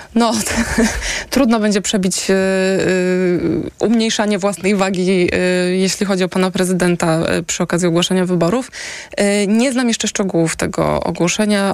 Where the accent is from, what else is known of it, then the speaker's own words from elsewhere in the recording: Warsaw, Masovian Voivodeship, Poland; jestem warszawianką.